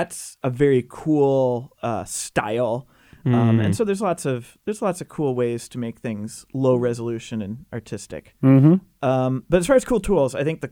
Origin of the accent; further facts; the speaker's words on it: Canada; now in New Haven, United States; I'm Canadian